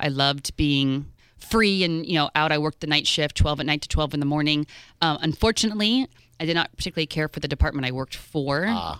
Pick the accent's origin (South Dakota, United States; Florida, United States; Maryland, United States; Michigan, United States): Florida, United States; Fort Lauderdale; moved away as an adult; also born or lived in Los Angeles, California; I grew up in Fort Lauderdale.